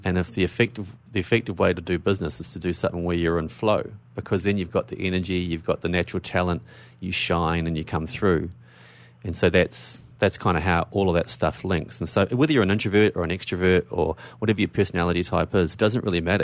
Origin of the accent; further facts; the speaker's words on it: New Zealand; now in Melbourne, Australia; I'm from New Zealand, but I live in Australia.